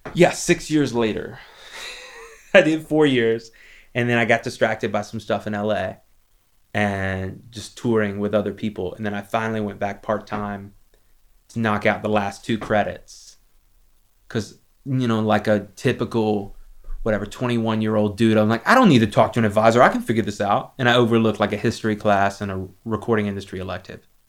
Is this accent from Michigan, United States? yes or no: no; Lexington, South Carolina, United States; my hometown is a town called Lexington, South Carolina.